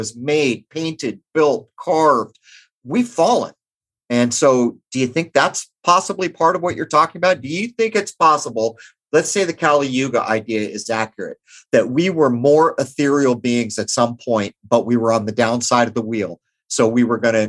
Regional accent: Southern California, United States; I grew up in Southern California

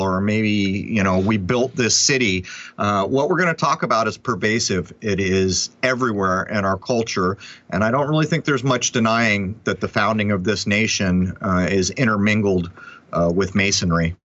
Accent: San Diego, California, United States; moved away; I'm from San Diego

